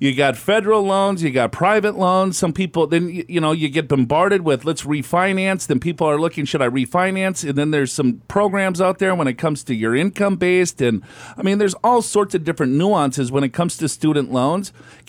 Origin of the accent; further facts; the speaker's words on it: Minneapolis, Minnesota, United States; Yeah, I'm from Minneapolis myself.